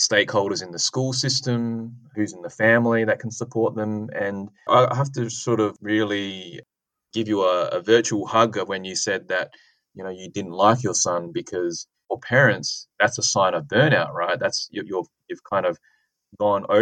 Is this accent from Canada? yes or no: no; Adelaide, South Australia, Australia; my hometown, so University of Adelaide and Flinders University